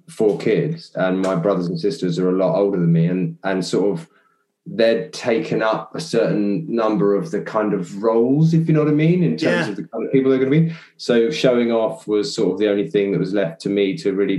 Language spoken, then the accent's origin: English; Chelmsford, East of England, United Kingdom; also born or lived in Southend / Rowhedge; I mainly grew up in Chelmsford